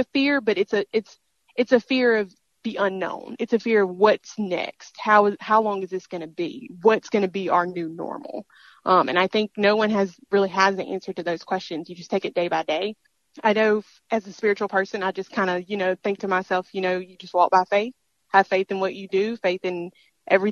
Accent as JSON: {"language": "English", "region": "Mississippi", "country": "United States", "said": "this is my home state"}